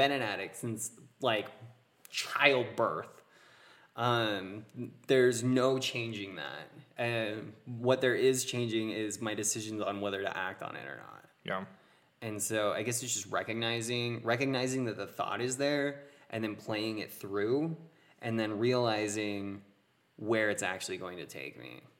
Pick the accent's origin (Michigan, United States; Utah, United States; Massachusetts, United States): Utah, United States; But We're from Utah, man. You gotta gotta be familiar with it.